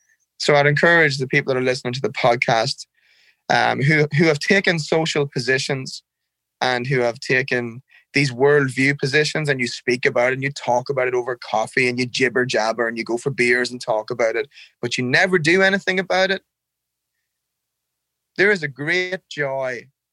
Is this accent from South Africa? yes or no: no; Ireland; Man, I can't talk about Ireland without crying. I love the air. The air is clean and it's fresh. I love the drizzle. The rain's soft. There's always a breeze. I love looking out your window and seeing fields and cows.